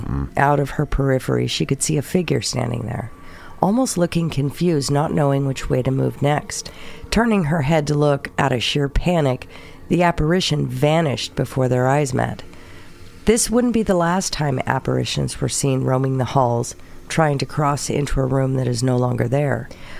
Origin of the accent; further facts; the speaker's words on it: the South, United States; Of course, though, I am from the South, which comes with a heavy belief in the Bible, or otherwise known as Sky Daddy.